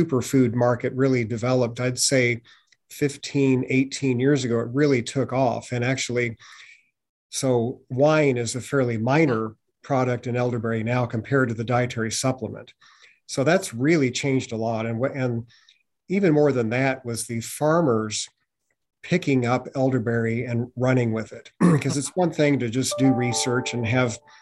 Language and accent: English; Missouri, United States; I grew up in Missouri and spent time on my grandparents' rural farm